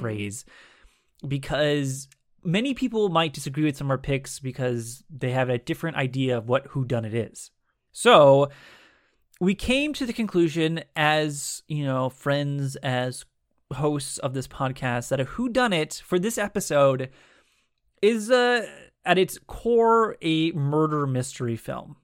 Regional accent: United States; we as average American citizens

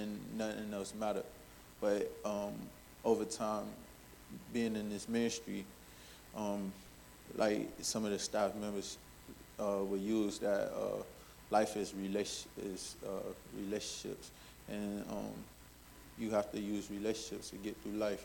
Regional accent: Miami, Florida, United States; I'm from Miami, Florida

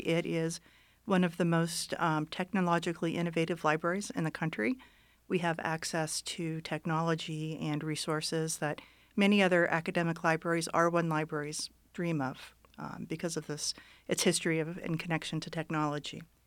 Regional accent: Youngstown, Ohio, United States; moved away as an adult; also born or lived in Florida; now in Reno, United States; I grew up in Ohio, I grew up in a, in Youngstown

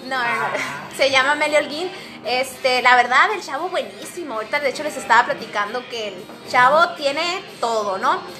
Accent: Mexico; vengo allá de México, de México

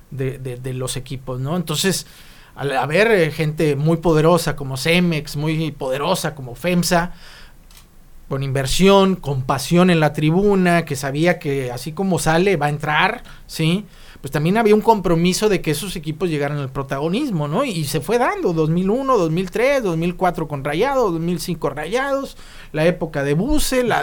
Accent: Mexico; born there; Échale la culpa que nacimos en México.

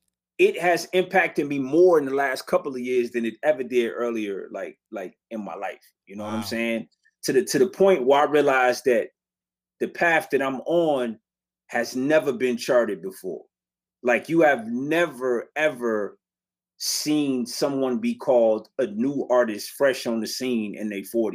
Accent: Detroit, Michigan, United States; I grew up down the street from it. I was born across the street from it

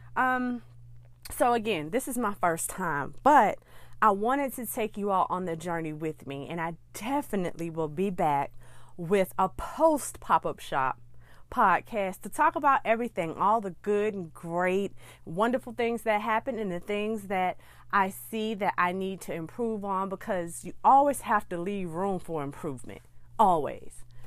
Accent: Birmingham, Alabama, United States; my hometown of Birmingham, Alabama

